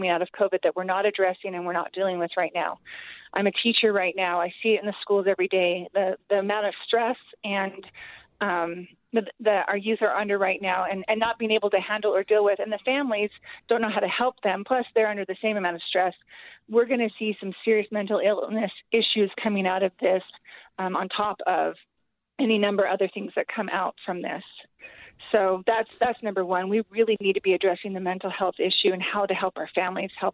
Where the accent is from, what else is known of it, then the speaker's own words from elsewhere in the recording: Kearns, Utah, United States; I come from Kearns, and in Kearns, we don't have money